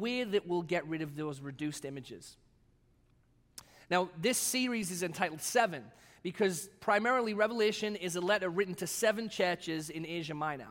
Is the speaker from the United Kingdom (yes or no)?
yes; England, United Kingdom; also born or lived in Batavia, United States; now in United States; the national animals that I grew up with in England